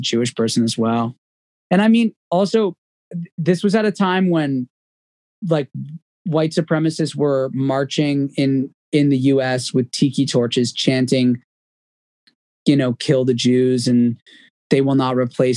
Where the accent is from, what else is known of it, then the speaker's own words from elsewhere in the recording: Toronto, Ontario, Canada; I'm from Toronto